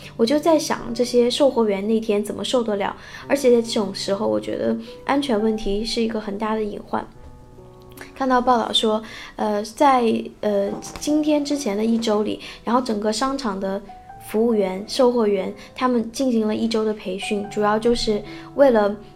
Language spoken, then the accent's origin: Chinese; China; 我们中国人